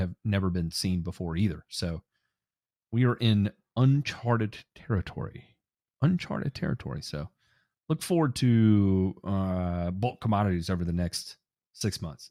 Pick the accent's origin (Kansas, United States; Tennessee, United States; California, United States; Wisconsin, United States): Tennessee, United States; also born or lived in Kentucky; I'm from Tennessee